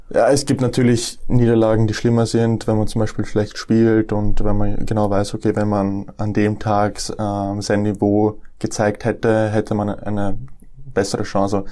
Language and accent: German; Matzen, Lower Austria, Austria; also born or lived in Nuremberg, Germany / Deutsch-Wagram, Austria; Ich bin in Nürnberg geboren 1999. Ähm, bin dann mit dem äh, mit meinem vierten Lebensjahr nach Österreich gezogen. Zuerst nach Deutsch-Wagram und dann 2006 bin ich nach Matzen gezogen